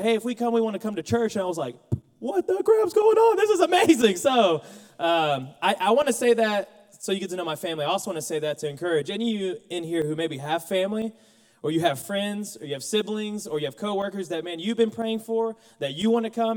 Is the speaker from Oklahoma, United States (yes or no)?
yes; Mustang, Oklahoma, United States; moved away as an adult; now in Conway, United States; I'm from Mustang, Oklahoma